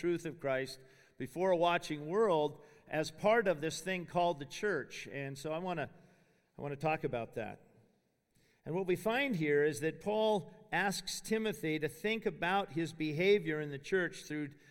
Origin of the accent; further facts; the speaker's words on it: Spokane, Washington, United States; moved away as an adult; I grew up in Spokane, Washington, the son of a Baptist preacher